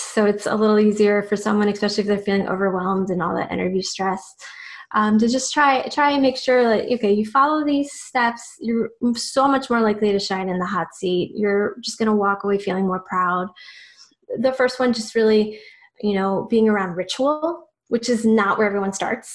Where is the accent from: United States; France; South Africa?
United States; Virginia Beach, Virginia; moved away; I'm also originally from Virginia Beach.